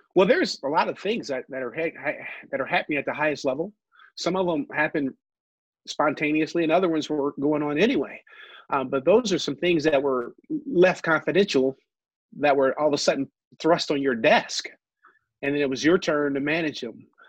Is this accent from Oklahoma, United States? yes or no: no; Ohio, United States; moved away as an adult; now in Michigan, United States; I grew up in Ohio